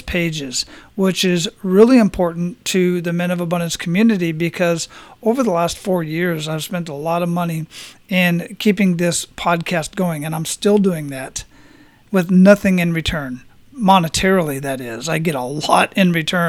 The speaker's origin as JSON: {"language": "English", "town": "Phoenix", "region": "Arizona", "country": "United States", "tie": "born or raised there", "said": "I'm originally from Phoenix, so the climate and the scenery and whatnot is not too different from what I grew up"}